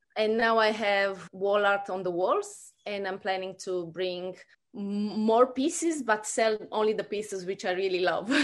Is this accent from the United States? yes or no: no; Romania; moved away as an adult; also born or lived in New Zealand / Australia; now in Brisbane, Australia; I grew up in Romania and, uh, we immigrated in New Zealand about fifteen years ago.